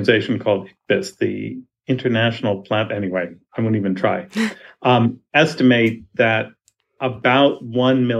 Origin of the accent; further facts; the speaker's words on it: New York City, New York, United States; I grew up in New York City, not a place known for its wild nature